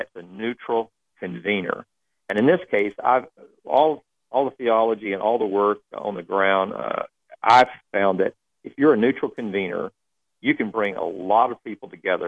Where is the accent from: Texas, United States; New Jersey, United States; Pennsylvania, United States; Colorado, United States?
Texas, United States; moved away as an adult; I grew up in Texas